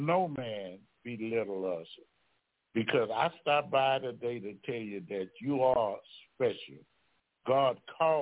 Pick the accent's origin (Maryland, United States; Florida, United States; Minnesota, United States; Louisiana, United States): Louisiana, United States; Baton Rouge; I'm from Baton Rouge, Louisiana